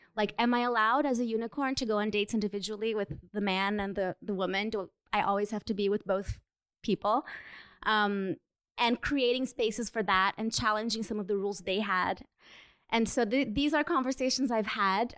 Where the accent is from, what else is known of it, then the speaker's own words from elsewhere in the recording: Brazil; moved away as an adult; now in New York, United States; I'm also Brazilian, but I've been living in the U.S. for um, in New York for five years now